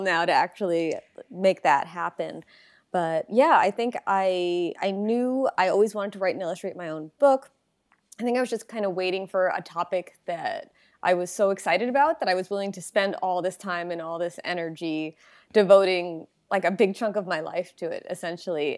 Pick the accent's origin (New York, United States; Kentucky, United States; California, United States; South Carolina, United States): New York, United States; Long Island; moved away; also born or lived in Baltimore, Maryland; I'm originally from Long Island, New York